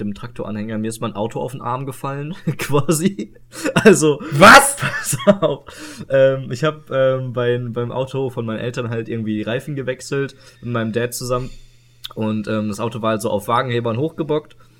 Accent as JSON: {"language": "German", "town": "Iserlohn", "region": "North Rhine-Westphalia", "country": "Germany", "tie": "born or raised there", "said": "die Zeitschrift von meinem Heimatort, so äh, der Iserlohner Kreisanzeiger"}